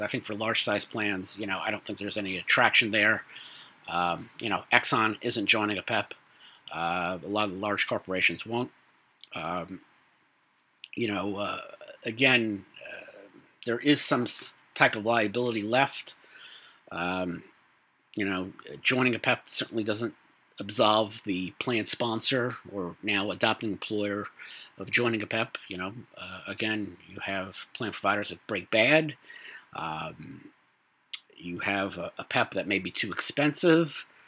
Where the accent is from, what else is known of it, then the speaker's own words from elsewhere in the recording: New York City, New York, United States; now in Long Island, United States; I grew up in Brooklyn